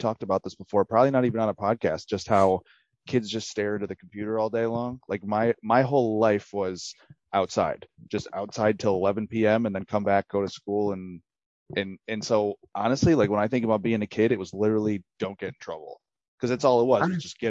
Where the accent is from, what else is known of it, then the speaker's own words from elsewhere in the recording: Greece, New York, United States; Oh, man. Greece, New York.